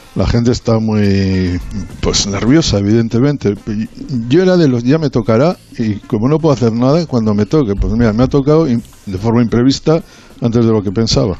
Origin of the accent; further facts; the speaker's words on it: Bilbao, Basque Country, Spain; now in Madrid, Spain; soy de Bilbao